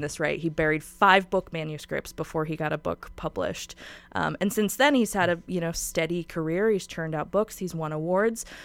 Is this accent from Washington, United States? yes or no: yes; Spokane, Washington, United States; I'm from Spokane and I love Spokane so much